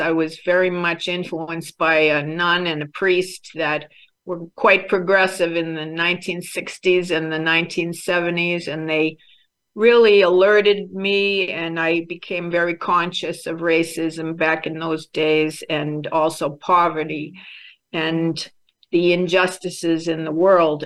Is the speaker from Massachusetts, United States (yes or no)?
yes; Boston, Massachusetts, United States; moved away; also born or lived in Ghana / Albania; I was raised in American, Irish American Catholic family in Boston